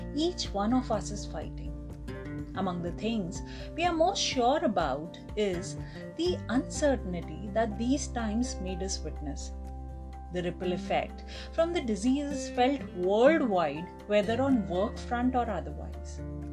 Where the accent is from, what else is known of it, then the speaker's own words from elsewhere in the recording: India; As an Indian woman